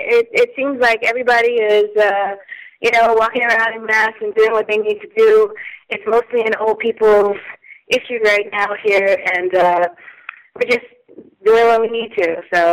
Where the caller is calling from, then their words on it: Pordenone, Friuli-Venezia Giulia, Italy; I'm calling from the province of Pordenone in Italy.